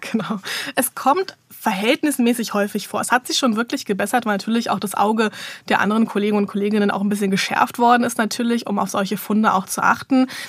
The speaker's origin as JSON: {"language": "German", "region": "Berlin", "country": "Germany", "also_born_or_lived": "Vienna, Austria / Bochum", "said": "Also ich komme aus Berlin, ich lebe auch hier, hier ist so mein Lebensmittelpunkt"}